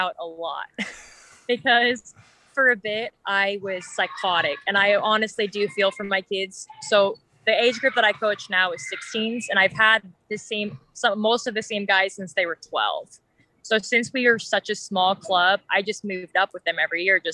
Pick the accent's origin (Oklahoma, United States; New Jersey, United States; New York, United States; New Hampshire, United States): Oklahoma, United States; Edmond; also born or lived in Iowa; I'm from Edmond, which is just about 15 minutes north of Oklahoma City. I started playing out there just out my church when I was about seven or so